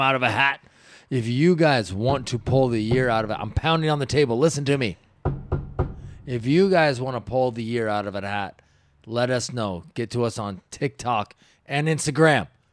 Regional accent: Washington, United States; I grew up in Washington

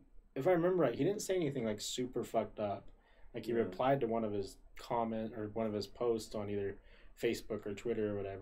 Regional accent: Woods Cross, Utah, United States; we grew up in Utah. We grew up in Woods Cross, Utah

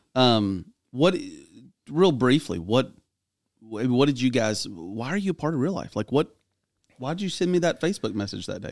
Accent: Clarksville, Tennessee, United States; my hometown

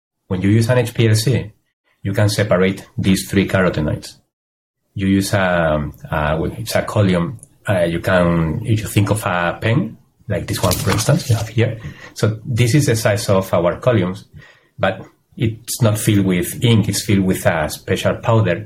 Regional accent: Spain; moved away; I am a biochemist and I'm from Spain

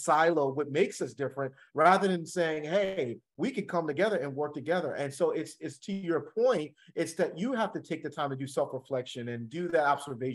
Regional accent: the Jersey Shore, New Jersey, United States; I'm from the Jersey Shore

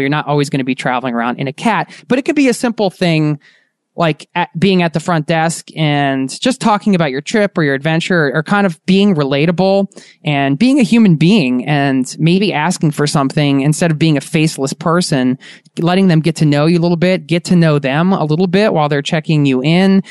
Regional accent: Philadelphia, Pennsylvania, United States; We're from Philly

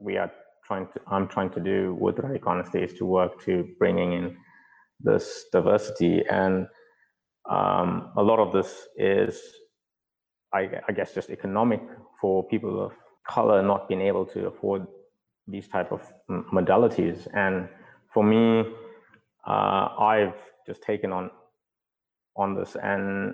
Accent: South Africa; moved away; I grew up in South Africa in segregation with the different race groups

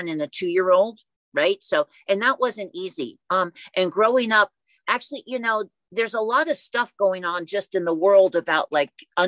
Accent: Oakland, California, United States; I was born and raised in Oakland

